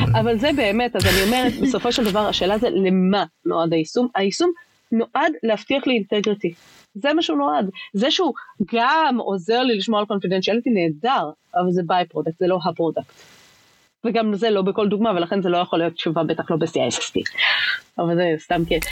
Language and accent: Hebrew; Israel; אנחנו כישראלים